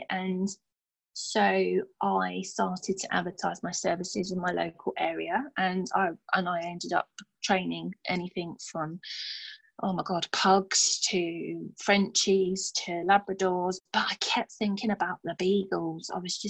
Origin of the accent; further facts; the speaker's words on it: Stevenage, East of England, United Kingdom; I'd only met a handful of them in my hometown of Stevenage.